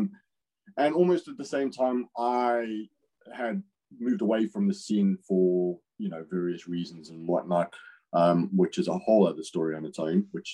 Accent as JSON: {"language": "English", "area": "Natal South Coast", "region": "KwaZulu-Natal", "country": "South Africa", "tie": "born or raised there", "moved": "yes", "said": "I grew up bodyboarding on the Natal South Coast"}